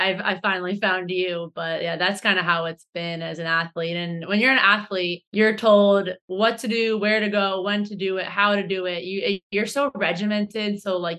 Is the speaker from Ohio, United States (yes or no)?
yes; Ohio, United States; moved away as an adult; now in Boston, United States; I live in Boston, Massachusetts, USA. I'm originally from Ohio.